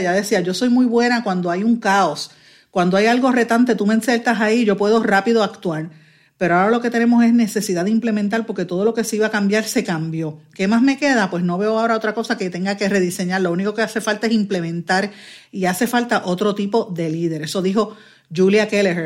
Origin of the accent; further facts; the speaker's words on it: Guaynabo, Puerto Rico; yo soy natural de Guaynabo